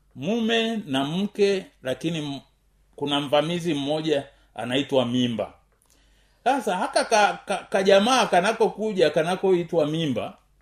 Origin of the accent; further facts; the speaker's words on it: Tanzania; kama mtanzania